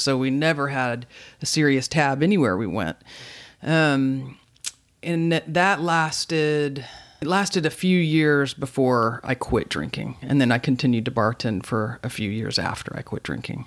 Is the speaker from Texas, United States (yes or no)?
yes; Dallas, Texas, United States; moved away as an adult; also born or lived in Fayetteville, Arkansas; now in Austin, United States; I was born and raised in Dallas